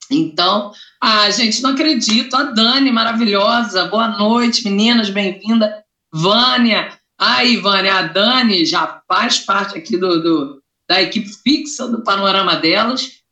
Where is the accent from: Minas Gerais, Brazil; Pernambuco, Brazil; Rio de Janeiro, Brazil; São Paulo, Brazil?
Rio de Janeiro, Brazil; also born or lived in Acre; eu sou do Acre, eu sou nascida no Acre apesar de ser criada no Rio de Janeiro. Então, vem forte, que eu sou do norte